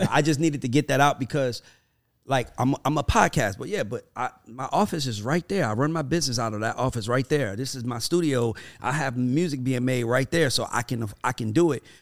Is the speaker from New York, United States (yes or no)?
yes; Brooklyn, New York, United States; I'm from Brooklyn though. We get money when we want to get money.